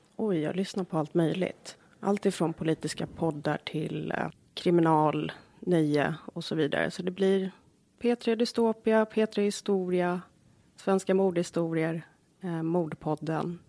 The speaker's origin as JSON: {"language": "Swedish", "area": "Jordbro", "region": "Stockholm County", "country": "Sweden", "tie": "born or raised there", "also_born_or_lived": "Australia / Bromma", "lives_now": "Järfälla, Sweden", "said": "jag växte upp i Jordbro. Det är en förort söder om Stockholm"}